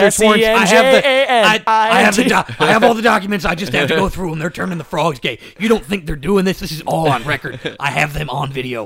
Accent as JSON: {"language": "English", "town": "Chicago", "region": "Illinois", "country": "United States", "said": "We're from the Midwest, okay? We're from Chicago. It gets cold here."}